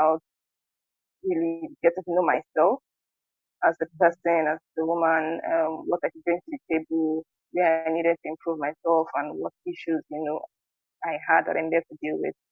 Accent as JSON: {"language": "English", "region": "Delta", "country": "Nigeria", "said": "I'm from Delta State, and I'm currently living in Nigeria"}